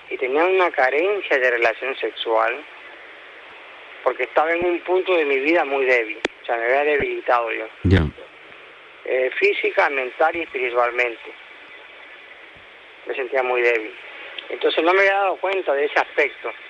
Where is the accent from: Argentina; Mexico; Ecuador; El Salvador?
Ecuador; moved away as an adult; now in Spain; tengo 54 años y soy de Ecuador.